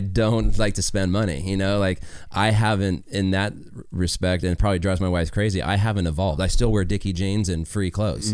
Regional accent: Las Vegas, Nevada, United States; I grew up in Vegas

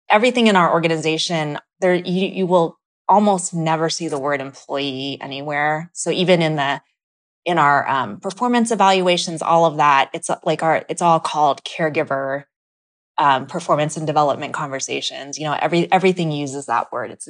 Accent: Philippines; you know being Filipino um Filipinos make up such a huge part of the healthcare workforce.

